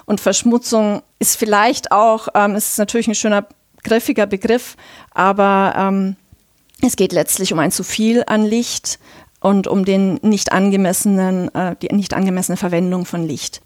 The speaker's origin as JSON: {"language": "German", "region": "Bavaria", "country": "Germany", "said": "ich komme auch selber aus Bayern"}